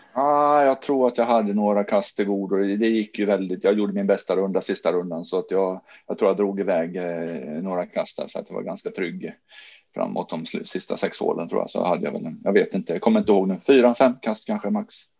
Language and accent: Swedish; Jönköping, Jönköping County, Sweden; now in Sandviken, Sweden; hemma i Jönköping där jag är uppvuxen